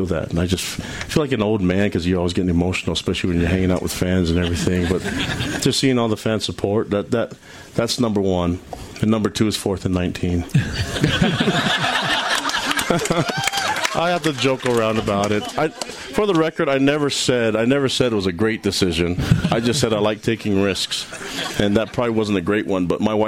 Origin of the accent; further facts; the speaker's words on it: Hawaii, United States; moved away; I'm from Hawaii